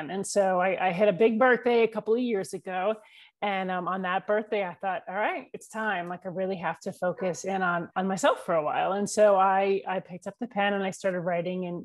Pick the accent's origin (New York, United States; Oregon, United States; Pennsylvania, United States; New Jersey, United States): New York, United States; I live in the mountains of North Georgia. I'm originally from New York, but grew up all over the country.